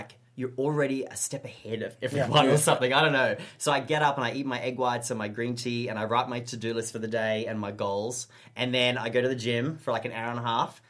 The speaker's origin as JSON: {"language": "English", "country": "Australia", "moved": "as an adult", "lives_now": "Los Angeles, United States", "said": "being Australian"}